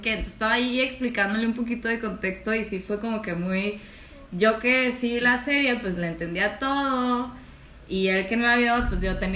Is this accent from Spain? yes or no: no; Mexico